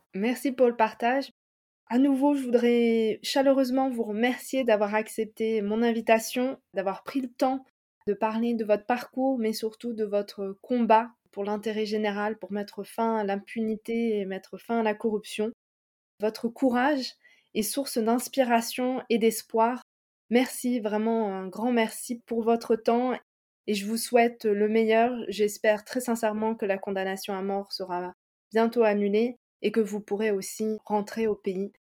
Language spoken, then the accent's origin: French; France; je suis française